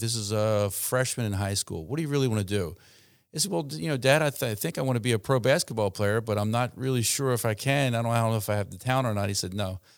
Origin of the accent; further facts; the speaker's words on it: Baltimore, Maryland, United States; moved away as an adult; now in Salisbury, United States; I trained at University of Maryland in Baltimore, where I grew up